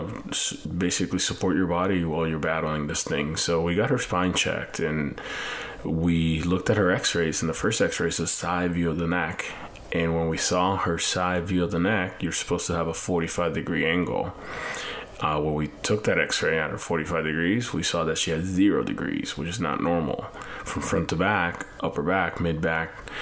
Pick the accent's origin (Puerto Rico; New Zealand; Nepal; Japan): Puerto Rico; moved away; I have an accent because I'm actually like from Puerto Rico and, you know, Latin America